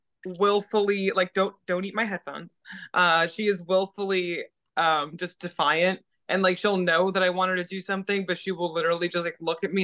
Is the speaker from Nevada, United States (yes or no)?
no; South Florida, United States; moved away as an adult; also born or lived in New York / Tampa, Florida; now in Western United States; I grew up in South Florida, and it's swamp. It's very swamp.